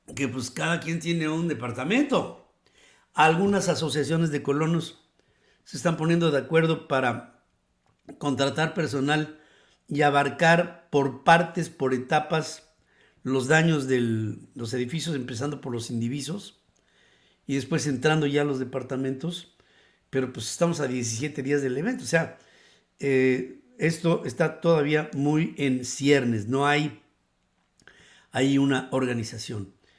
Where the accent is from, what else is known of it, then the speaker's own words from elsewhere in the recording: Mexico; como mexicanos